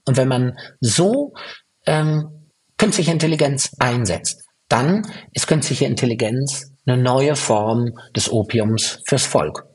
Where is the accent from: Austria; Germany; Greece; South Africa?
Germany; Fürth, Bavaria; in meiner Heimatstadt Fürth